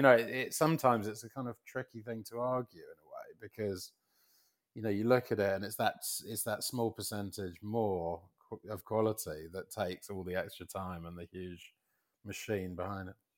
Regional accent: London, United Kingdom; moved away as an adult; now in United States; as a Londoner, um, who's, you know, expat, who's been in America so long

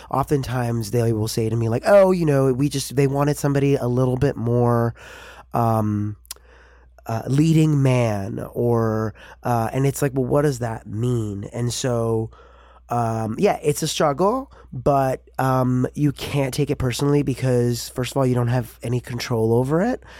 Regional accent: New York City, New York, United States; I grew up in New York City

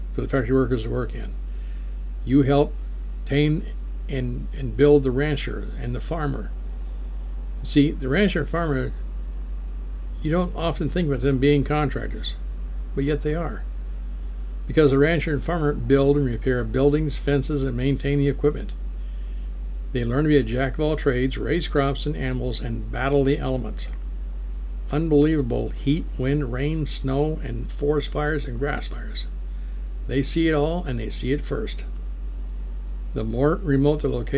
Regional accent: United States

